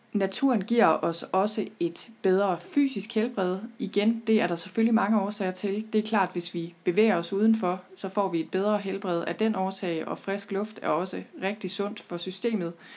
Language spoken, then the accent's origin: Danish; Thy, North Denmark Region, Denmark; jeg er selv født og opvokset i Thy